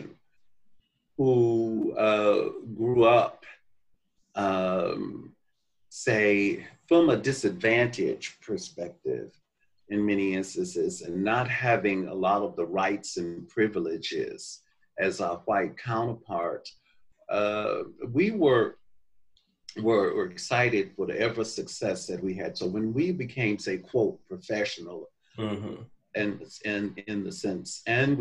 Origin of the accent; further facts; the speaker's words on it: Mobile, Alabama, United States; now in Atlanta, United States; growing up in Mobile, Alabama, in the segregated